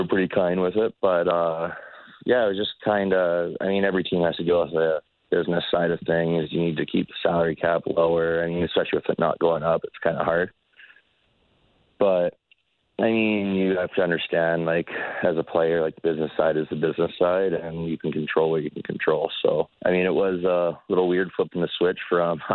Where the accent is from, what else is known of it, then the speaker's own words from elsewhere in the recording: Calgary, Alberta, Canada; also born or lived in Comox, British Columbia; I was born in Comox, but my mom moved to Calgary when I was like 3 or 4, mm-hmm. So I pretty much grew up in Calgary.